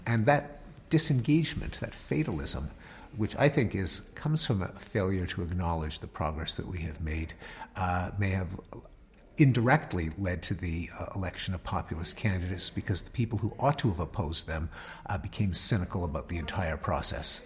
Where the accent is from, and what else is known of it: United States